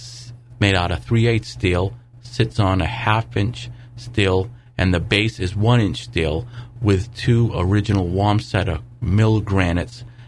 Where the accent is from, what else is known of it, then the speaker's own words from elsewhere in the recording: Fairhaven, Massachusetts, United States; I grew up in East Fairhaven